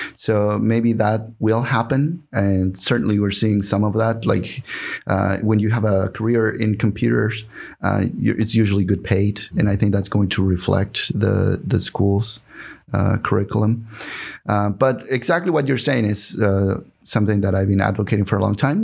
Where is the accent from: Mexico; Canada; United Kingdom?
Mexico; English is a second language; moved away as an adult; also born or lived in Houston, Texas; now in Seattle, United States; I was born in Mexico